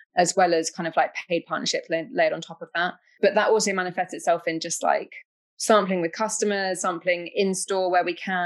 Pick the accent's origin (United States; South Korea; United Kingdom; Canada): United Kingdom